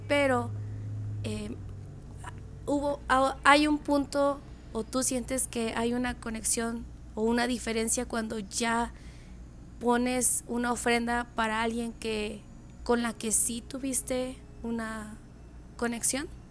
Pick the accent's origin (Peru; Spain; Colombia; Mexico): Mexico; also born or lived in United States; como mexicanos damos por hecho